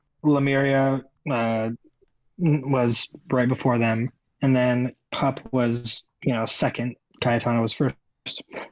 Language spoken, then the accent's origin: English; Boise, Idaho, United States; now in New York, United States; I live in New York. But I am from Boise, Idaho.